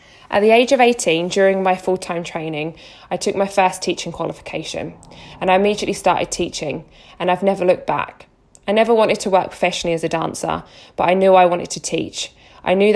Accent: Harwich, East of England, United Kingdom; moved away as an adult; also born or lived in Scotland; now in Elgin, United Kingdom; I grew up in Essex, a small seaside town called Harwich, and I lived there till I was 17

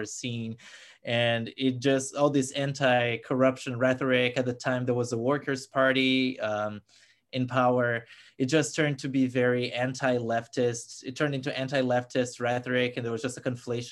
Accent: Brasília, Federal District, Brazil; moved away as an adult; now in United States; I'm from Brasilia, which is Brazil's capital, so we were very much the focus of these protests

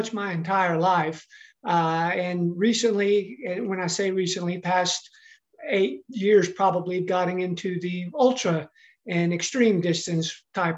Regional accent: Texas, United States; growing up in Texas, which is where I did grow up

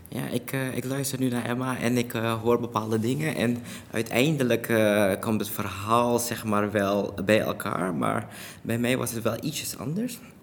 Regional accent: Suriname; now in Netherlands; ik ben in Suriname geboren en daar opgegroeid en ook daar naar school geweest.

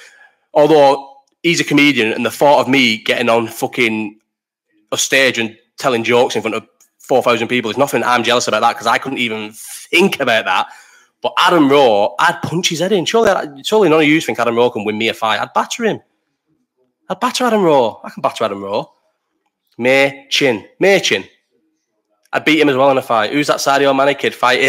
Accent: Bolton, North West England, United Kingdom; also born or lived in London; Obviously, I'm from Bolton, like couldn't be more from Bolton.

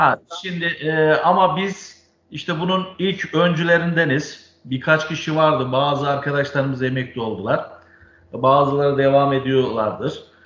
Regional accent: Ankara, Turkey; 1968 Ankara doğumluyum.

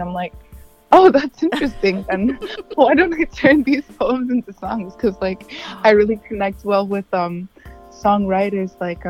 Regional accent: Yaoundé, Centre, Cameroon; born there; also born or lived in Bafut, Cameroon; Both my parents were born in an area called Bafut, Cameroon. It's a village in the English part, and I was born in Yaoundé, which is the French capital.

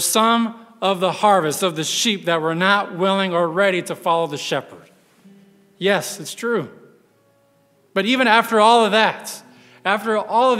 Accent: West Texas, United States; I grew up in West Texas, surrounded by farmlands, mainly cotton out there

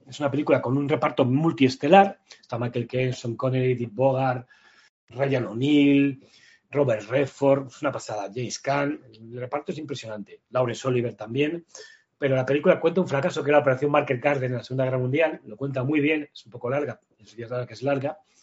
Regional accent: Madrid, Community of Madrid, Spain; yo vivía, en mi infancia vivía en Usera.

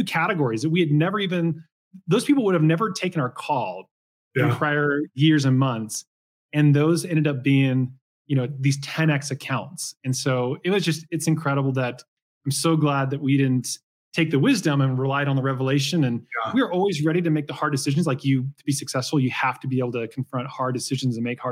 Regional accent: Portland, Oregon, United States; And I grew up in Portland, Oregon, like 30 minutes east.

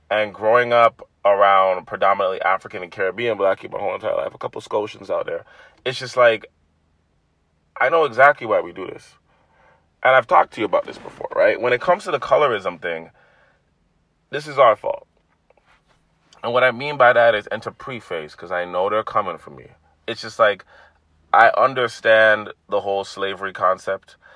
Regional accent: Toronto, Ontario, Canada; growing up in a black household, and especially growing up in Toronto

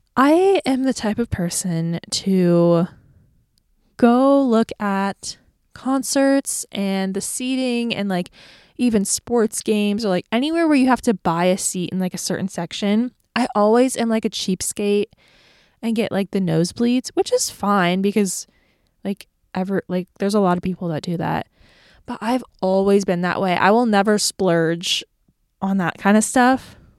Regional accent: Florida, United States; moved away as an adult; now in Nashville, United States; I live in Nashville, Tennessee, and I'm from Florida. So, seasons aren't really a thing where I'm from

